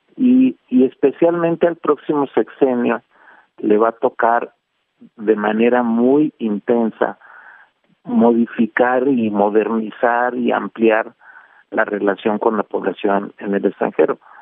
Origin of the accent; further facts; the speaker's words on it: Mexico; somos los mexicanos